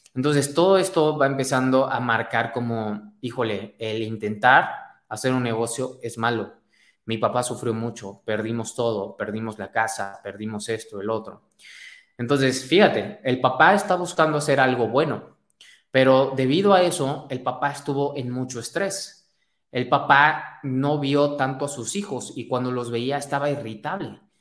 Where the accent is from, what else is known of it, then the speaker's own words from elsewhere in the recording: Mexico; Soy mexicano, como buen mexicano.